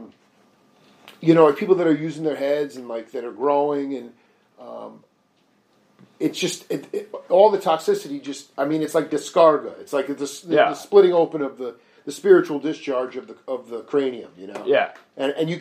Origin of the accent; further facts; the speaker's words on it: Long Island, New York, United States; now in Tucson, United States; I'm from Long Island. It's just a rat race